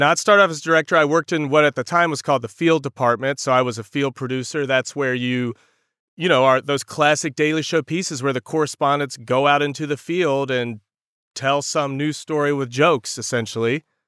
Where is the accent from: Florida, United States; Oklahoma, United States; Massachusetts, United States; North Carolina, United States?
North Carolina, United States; rural; also born or lived in Raleigh, North Carolina; I'm from North Carolina, very rural North Carolina. I grew up literally in front of a cornfield.